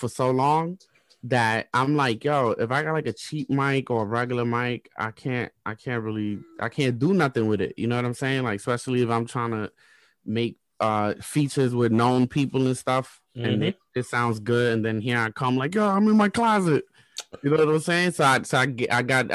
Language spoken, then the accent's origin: English; Dominican Republic; I was born in Dominican Republic.